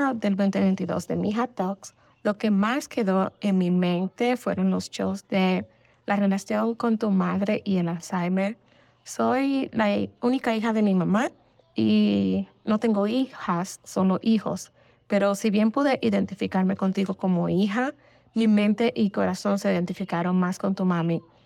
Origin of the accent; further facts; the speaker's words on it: Dominican Republic; now in New York, United States; soy una dominicana viviendo en New York